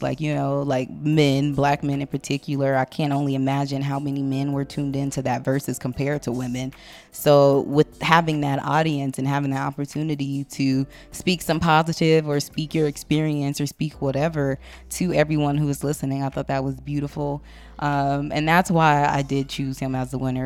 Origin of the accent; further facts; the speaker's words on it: Compton, California, United States; I'm still from Compton, so this is the shit I grow, I grew up on.